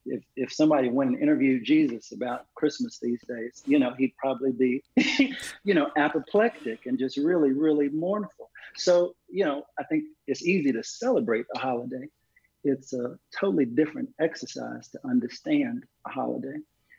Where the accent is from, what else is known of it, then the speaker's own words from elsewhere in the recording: Texas, United States; as a Texan. My family's been in Texas since before the Civil War. My grandmother was born in one of the first towns founded by formerly enslaved people in Texas in 1865.